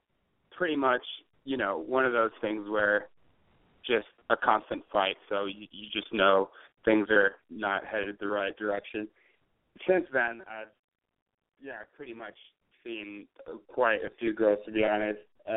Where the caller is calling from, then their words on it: San Francisco, California, United States; I'm calling from San Francisco. I'm 25 years old, male, straight.